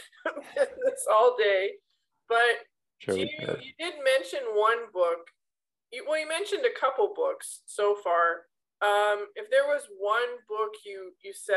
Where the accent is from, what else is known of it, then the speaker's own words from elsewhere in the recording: Canada; we grew up very lucky and privileged children if we grew up in Canada